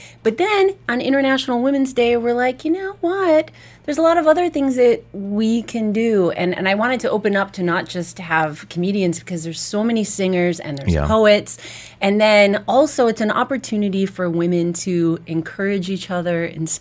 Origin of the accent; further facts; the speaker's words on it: United States; now in Dubai, United Arab Emirates; they forgave me for being an American